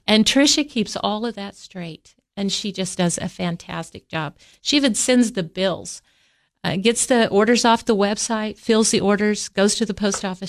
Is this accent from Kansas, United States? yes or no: yes; Kansas, United States; now in Tennessee, United States; I grew up in Kansas